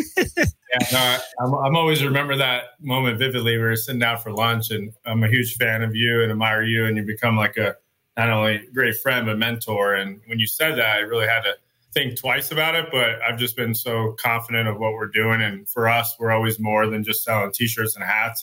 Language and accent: English; Chandler, Arizona, United States; I was born and raised in Chandler